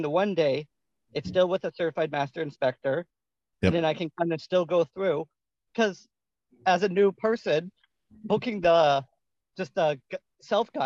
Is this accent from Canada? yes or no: yes; Saskatchewan, Canada; So I'm actually from Canada. I'm from Saskatchewan.